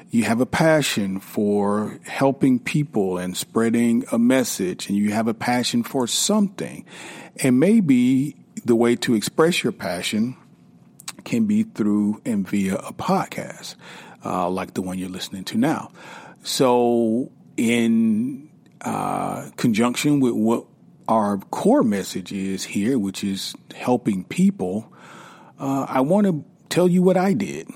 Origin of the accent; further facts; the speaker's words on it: South Carolina, United States; now in Atlanta, United States; I am from South Carolina